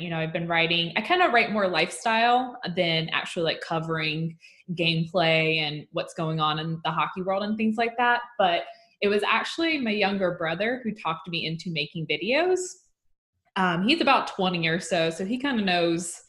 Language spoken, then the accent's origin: English; Athens, Georgia, United States; moved away as an adult; now in Austin, United States; I am originally from Athens, Georgia